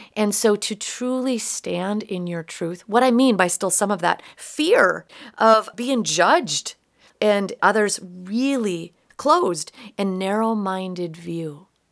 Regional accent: Minot, North Dakota, United States; growing up in Minot, North Dakota

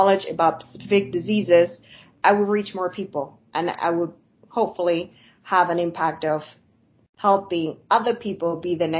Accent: southern Spain, Spain; now in United States; I grew up in Spain, and I've been in the U.S. for a really long time

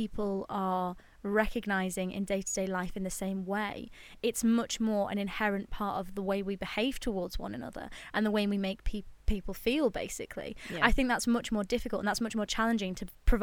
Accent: United Kingdom; being British

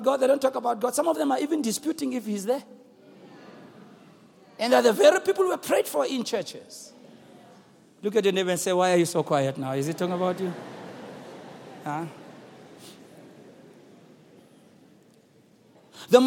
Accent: Soweto, Gauteng, South Africa; growing up in Soweto

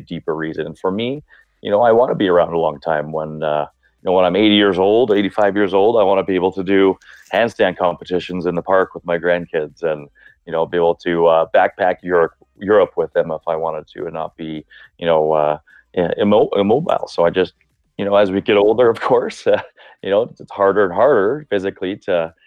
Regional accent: Brooks, Alberta, Canada; now in Calgary, Canada; I grew up in Brooks in the 90s as a teenager. So small town, southern Alberta

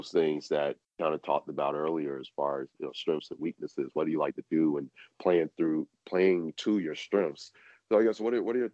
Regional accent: New York City, New York, United States; being a New Yorker, I can.

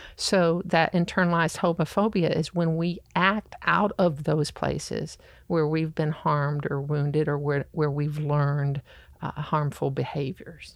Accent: the South, United States; I grew up in the South.

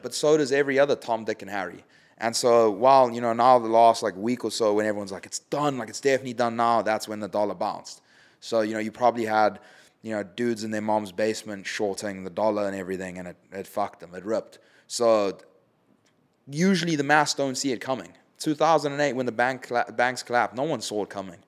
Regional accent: South Africa; It's my home country.

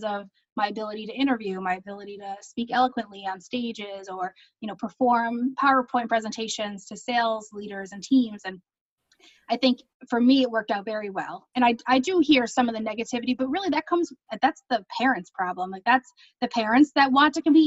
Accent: Troy, New York, United States; also born or lived in Manhattan; I'm from Troy, so I was Miss Uncle Sam.

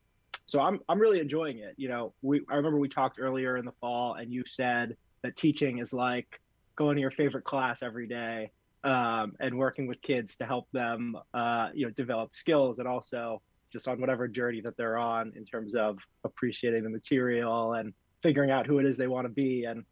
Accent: New York City, New York, United States; now in Milton, United States; Grew up in New York City.

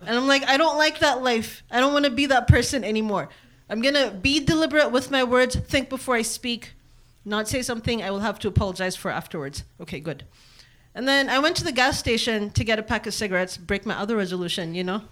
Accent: Kenya; also born or lived in Eritrea / Columbus, Ohio / Reynoldsburg, Ohio; now in United States; I'm from Eritrea. I was born and raised in Kenya, and now I live in America.

